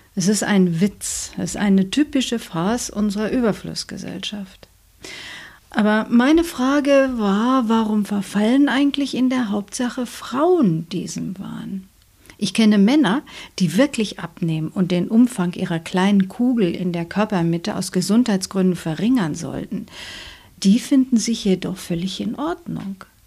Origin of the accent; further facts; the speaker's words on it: Germany; bei uns in Deutschland